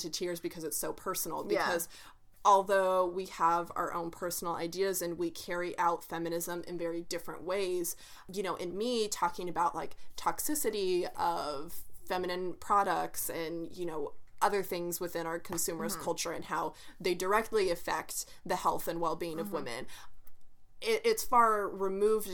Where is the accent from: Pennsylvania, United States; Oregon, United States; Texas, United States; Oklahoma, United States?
Oklahoma, United States; Me and Bianca were born and raised in Oklahoma